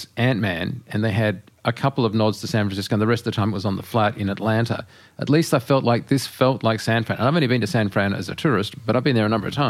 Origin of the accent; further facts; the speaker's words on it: Australia; I'm an Australian.